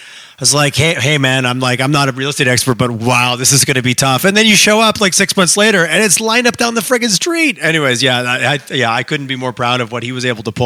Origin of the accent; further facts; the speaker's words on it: Montreal, Quebec, Canada; now in Calgary, Canada; I grew up in Montreal